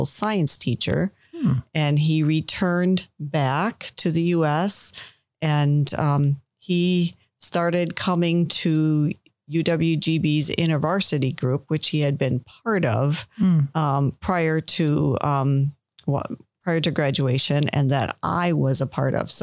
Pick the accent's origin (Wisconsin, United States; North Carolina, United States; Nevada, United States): Wisconsin, United States; Milwaukee; also born or lived in Green Bay, Wisconsin; I grew up in Milwaukee, Wisconsin